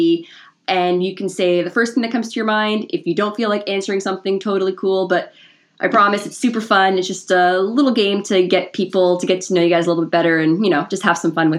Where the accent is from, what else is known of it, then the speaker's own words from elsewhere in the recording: Toronto, Ontario, Canada; moved away as an adult; now in Hamilton, Canada; I was born and raised in Toronto, so I know what it's like. I live in Hamilton now